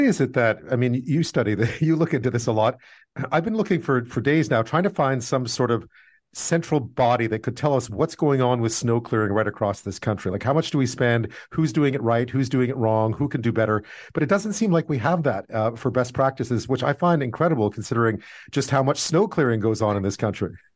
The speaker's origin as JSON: {"language": "English", "town": "Montreal", "region": "Quebec", "country": "Canada", "tie": "born or raised there", "said": "since I was a kid growing up in Montreal"}